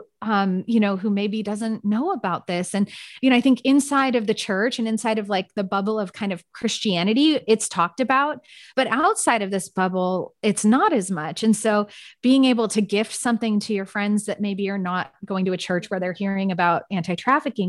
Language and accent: English; San Francisco, California, United States; now in Austin, United States; I'm from San Francisco.